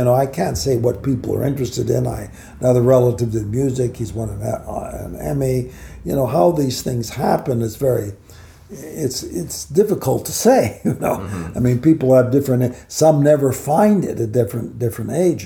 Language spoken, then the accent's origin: English; Los Angeles, California, United States; also born or lived in Baltimore; I was raised in Hollywood